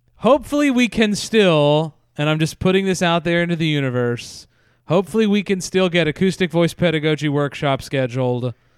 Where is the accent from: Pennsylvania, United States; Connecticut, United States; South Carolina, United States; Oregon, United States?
Pennsylvania, United States; I grew up in Pennsylvania